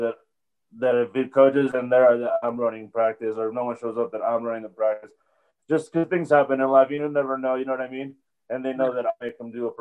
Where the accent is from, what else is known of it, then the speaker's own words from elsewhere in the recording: Albuquerque, New Mexico, United States; moved away as an adult; also born or lived in Kansas City; Growing up in Albuquerque